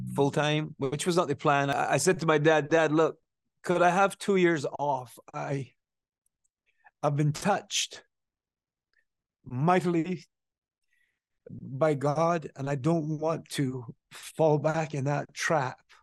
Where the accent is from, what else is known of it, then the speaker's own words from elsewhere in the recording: Barbados; moved away; I grew up there, you know, I went to school there, I went to work there, I got married there.